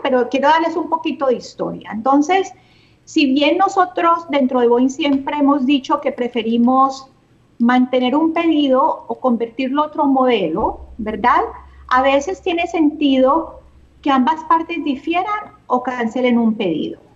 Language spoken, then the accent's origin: Spanish; Cali, Valle del Cauca, Colombia; moved away as an adult; also born or lived in Barranquilla, Colombia / Canada; soy caleña. Eh, crecí en Cali, terminé mis estudios